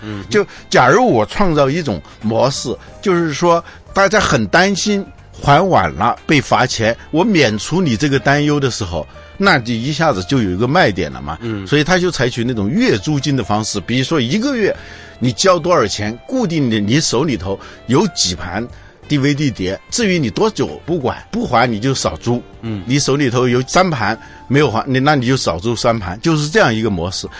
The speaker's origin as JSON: {"language": "Chinese", "country": "China", "said": "我们中国人呢，是没怎么感受到录像带的"}